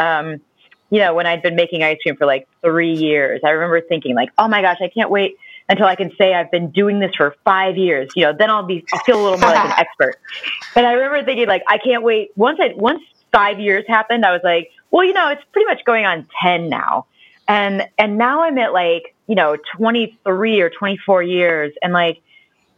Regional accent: Ohio, United States

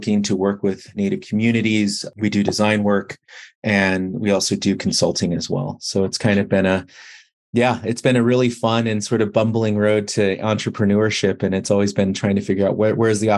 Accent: United States; moved away as an adult; also born or lived in Kansas / Pittsburgh; I grew up on the Navajo Nation

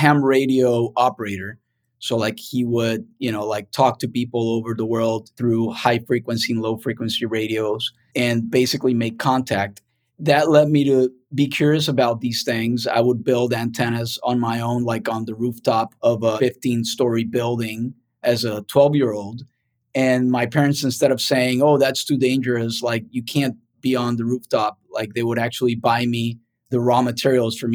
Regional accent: Cartagena, Bolívar, Colombia; now in United States; I grew up in Colombia and basically in Cartagena

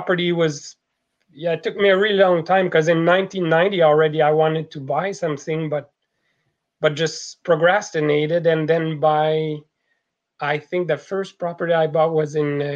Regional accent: Quebec, Canada; accent: French Canadian; moved away as an adult; now in British Columbia, Canada; as you can tell from the accent, I'm a French Canadian, and I moved from La Belle Province in 1990

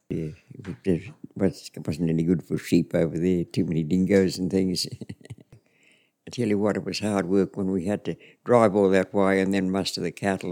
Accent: Winton, Queensland, Australia; also born or lived in Charters Towers; I was never in Winton. I was out on the property, which was about oh, 104 kilometres out

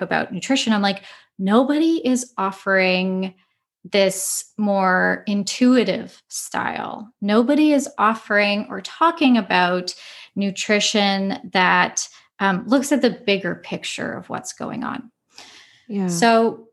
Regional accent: Winnipeg, Manitoba, Canada; moved away as an adult; now in Ottawa, Canada; I was like born and raised in Winnipeg

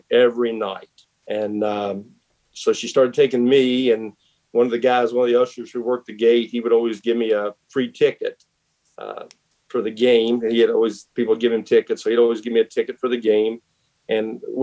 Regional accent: West Virginia, United States; moved away as an adult; now in Knoxville, United States; I grew up in West Virginia

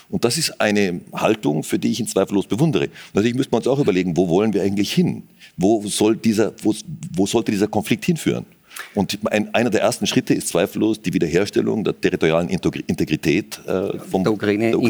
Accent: Austria; Natürlich hat man als Österreicher schon irgendwie eine sehr enge Beziehung, zumindest zur Westukraine.

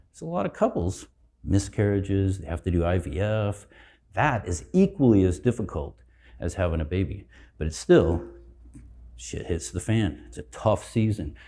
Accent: Colorado, United States; I'm from Colorado

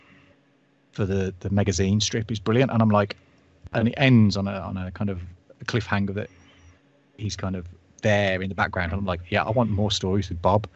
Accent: United Kingdom; being a British person.

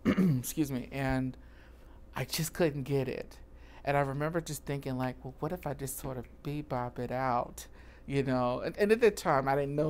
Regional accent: Danville, Virginia, United States; moved away as an adult; also born or lived in Baltimore, Maryland; now in Chicago, United States; I am a country boy from Virginia, Danville, Virginia, about 2 hours from Richmond

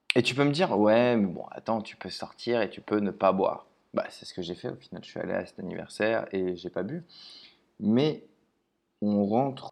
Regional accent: Paris, Île-de-France, France; je suis de Paris

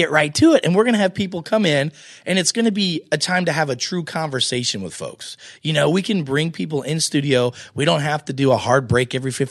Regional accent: United States; I'm American

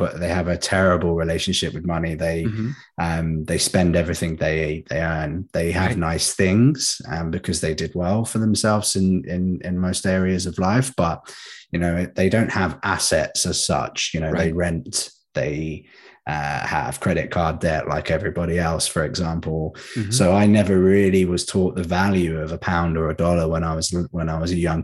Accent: St Albans, East of England, United Kingdom; I grew up in a place called St. Albans, which is about 10 minutes down the road from London

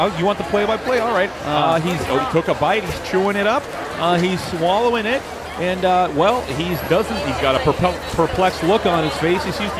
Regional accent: Boston, Massachusetts, United States; Hey, listen, I'm from Boston.

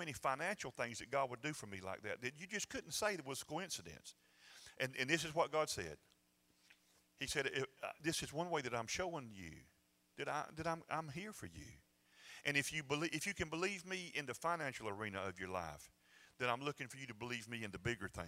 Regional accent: Georgia, United States; I'm from Georgia

